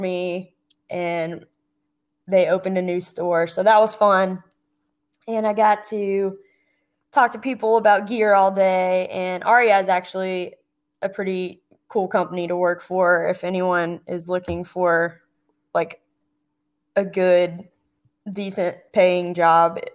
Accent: Atlanta, Georgia, United States; moved away as an adult; I grew up outside Atlanta, Georgia, on the east side of town

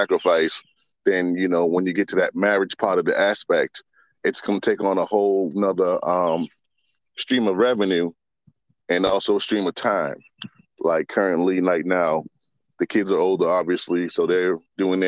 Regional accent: Boston, Massachusetts, United States; also born or lived in Virginia; I moved back from Virginia to Boston

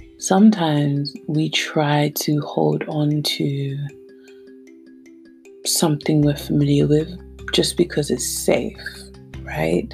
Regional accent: Nigeria; being Nigerian

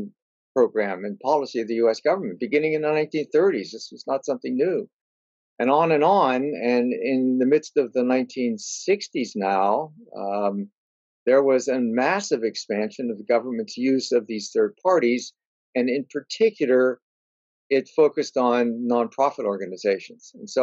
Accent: Pittsburgh, Pennsylvania, United States; moved away as an adult; I grew up in Pittsburgh, Pennsylvania

